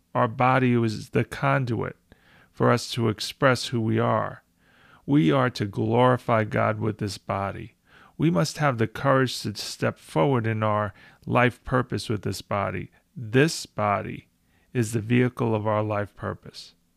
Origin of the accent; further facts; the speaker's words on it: United States; I present as an American of Italian heritage.